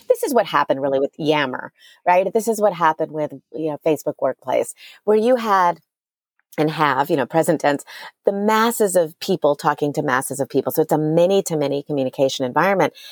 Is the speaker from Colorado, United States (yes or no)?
no; New Orleans, Louisiana, United States; now in Austin, United States; I grew up in New Orleans